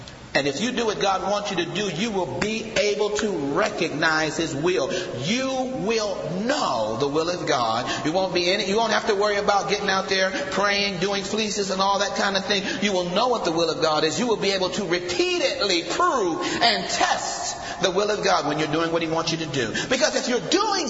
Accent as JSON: {"language": "English", "town": "Akron", "region": "Ohio", "country": "United States", "said": "I'm from Akron, Ohio, a population of 250,000."}